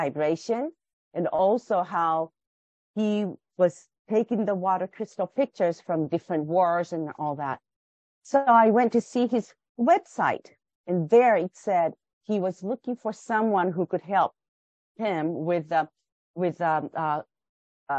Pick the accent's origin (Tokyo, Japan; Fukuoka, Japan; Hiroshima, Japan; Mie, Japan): Fukuoka, Japan; English is a second language; moved away as an adult; also born or lived in United States; I was born in Japan and raised in Japan until the age of 18. I was born and lived in the southern part of Japan called Fukuoka